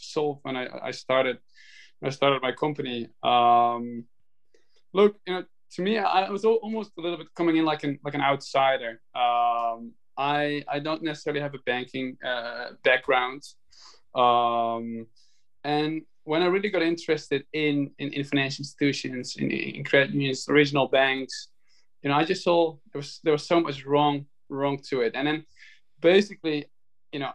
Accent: Netherlands; now in New York, United States; I'm from the Netherlands. I'm in the home I grew up in. It's the Dutch countryside. I live in New York.

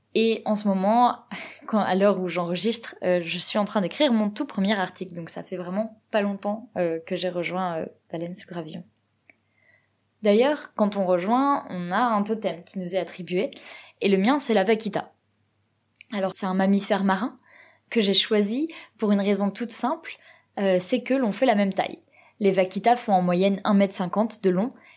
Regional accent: Provence-Alpes-Côte d'Azur, France; moved away as an adult; now in Norway; je suis originaire du sud-est de la France, plus exactement de Provence

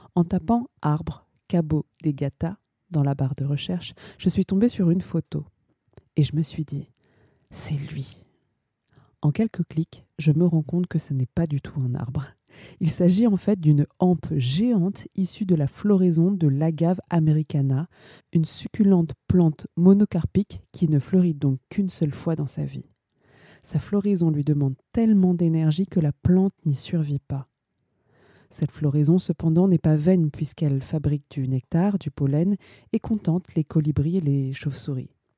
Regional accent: Ivry-sur-Seine, Île-de-France, France; now in Paris, France; je suis née à Ivry-sur-Seine. Je vis à Paris

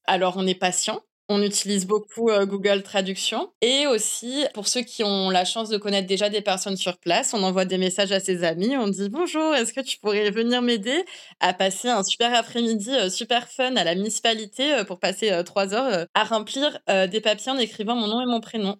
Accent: France; moved away as an adult; now in Japan; en tant que Français

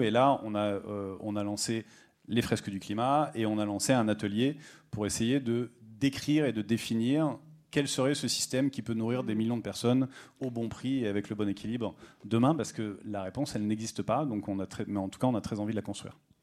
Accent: Rodez, Occitania, France; je viens de Rodez

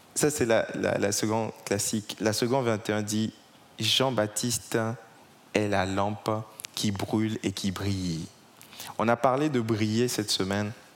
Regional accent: Togo; now in Paris, France; J'ai grandi au Togo, je suis d'origine togolaise

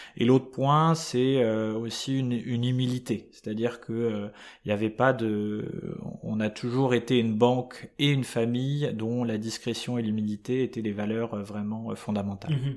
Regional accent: Paris suburbs, Île-de-France, France; j'ai eu une enfance euh, totalement, euh, enfin assez classique, des, en banlieue parisienne

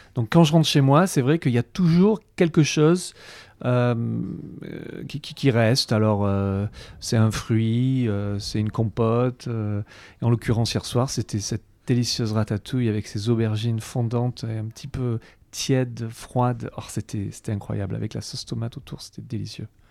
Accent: Avignon, Provence-Alpes-Côte d'Azur, France; je, suis né à Avignon, donc j'ai eu la chance de, grandir entouré de, fruits, de légumes

